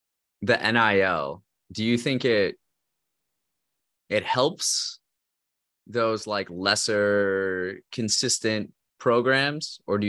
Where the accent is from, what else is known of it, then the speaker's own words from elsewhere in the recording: Wisconsin, United States; I'm from Wisconsin